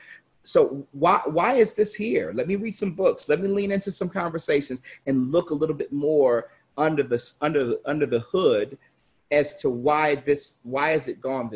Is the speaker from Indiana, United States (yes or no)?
no; Chicago, Illinois, United States; I grew up in Chicago